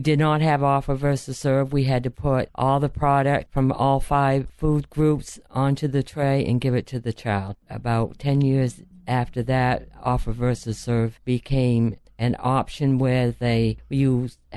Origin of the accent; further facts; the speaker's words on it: Houlton, Maine, United States; I was born and brought up in Houghton area.